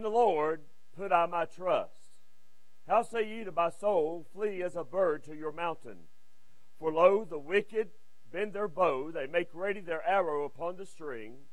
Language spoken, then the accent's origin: English; Westfield, United States; Westfield, which is my hometown. I wasn't born there, but I was raised in Westfield